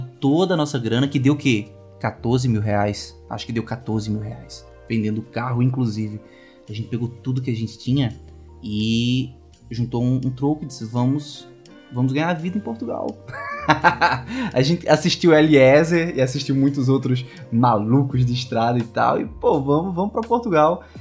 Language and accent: Portuguese; Caruaru, Pernambuco, Brazil; eu sou de Caruaru, Pernambuco